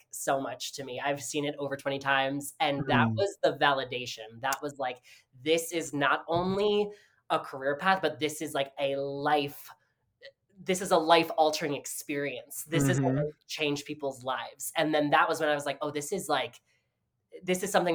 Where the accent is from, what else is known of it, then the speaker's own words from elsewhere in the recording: Summit, New Jersey, United States; I'm from Summit, which is like 10 minutes from Millburn, New Jersey, where Paper Mill is